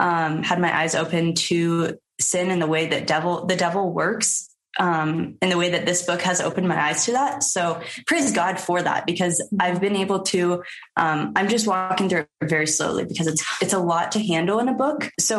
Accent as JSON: {"language": "English", "town": "Omaha", "region": "Nebraska", "country": "United States", "said": "we're from Omaha, Nebraska."}